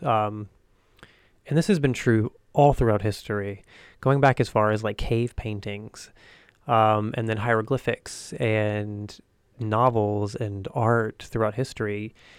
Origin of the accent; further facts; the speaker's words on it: the South, United States; I grew up in the South, and I didn't see myself reflected in the world around me